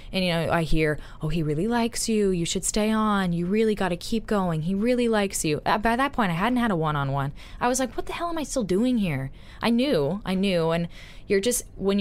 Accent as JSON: {"language": "English", "region": "the South", "country": "United States", "moved": "yes", "said": "I'm Southern"}